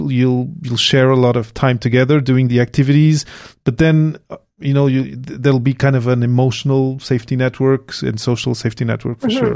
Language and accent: English; Portugal; moved away as an adult; now in Montreal, Canada; I came from Portugal to Montreal to do my PhD here.